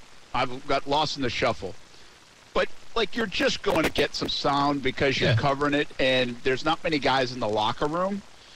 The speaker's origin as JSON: {"language": "English", "region": "Rhode Island", "country": "United States", "lives_now": "Jacksonville, United States", "said": "Like, I'm from Rhode Island. I went to school in Ohio. I worked in Providence. I worked in Albany, New York. I worked in Louisiana. Now we live in Jacksonville."}